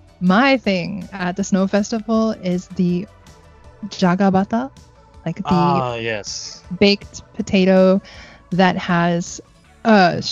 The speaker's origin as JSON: {"language": "English", "region": "Florida", "country": "United States", "moved": "yes", "lives_now": "Japan", "said": "I'm from Florida"}